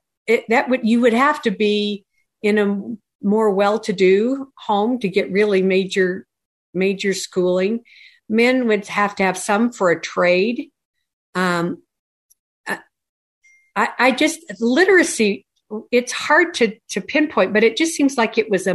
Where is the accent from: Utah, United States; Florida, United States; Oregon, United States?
Utah, United States; Tremonton; I grew up in Tremont, Utah